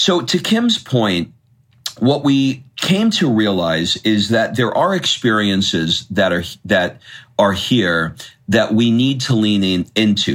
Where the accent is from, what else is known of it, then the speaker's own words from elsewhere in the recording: United States; moved away as an adult; now in Italy; our home country